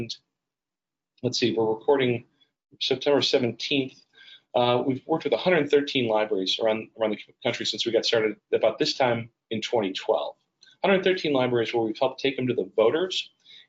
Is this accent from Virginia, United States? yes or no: no; Berwyn, Illinois, United States; my hometown of Berwyn, Illinois